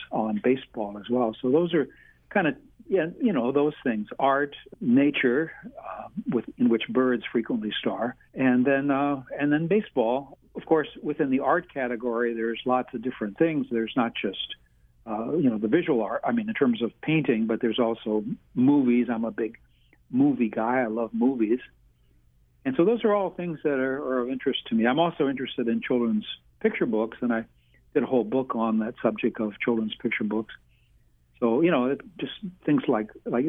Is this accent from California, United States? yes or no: no; St. Louis, Missouri, United States; now in Hawaii, United States; I grew up in St. Louis.